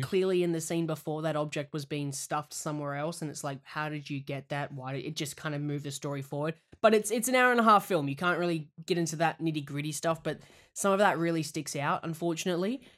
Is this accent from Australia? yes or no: yes; Australia; moved away